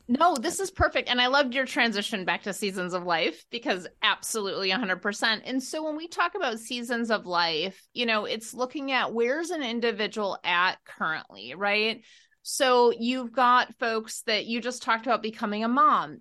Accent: Wisconsin, United States; we are both from Wisconsin

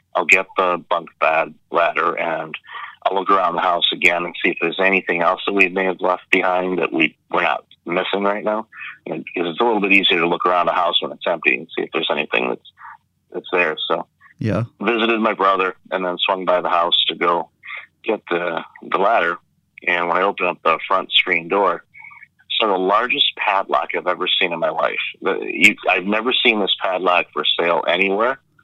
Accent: Detroit, Michigan, United States; moved away as an adult; now in Toronto, Canada; I grew up I grew up in Detroit, so grew up with the Red Wings

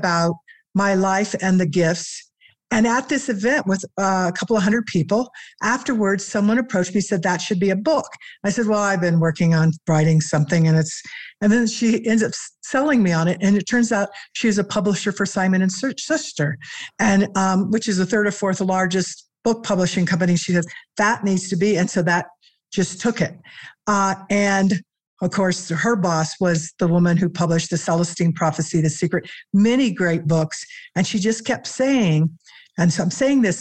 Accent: Missouri, United States; now in Colorado, United States; I grew up in Missouri, but live in Colorado now

